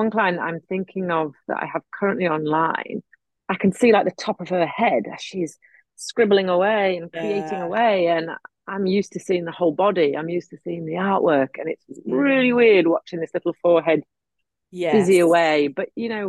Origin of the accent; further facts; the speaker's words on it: Yorkshire and the Humber, United Kingdom; accent: generic English; now in Queensland, Australia; more English than I do Yorkshire because my mum was very strict against us talking like e-bag-um, you know, we're from Yorkshire. So she was like, no, darling, it's the Queen's English. So even though I lived in North Yorkshire most of my life, I sound more generically English.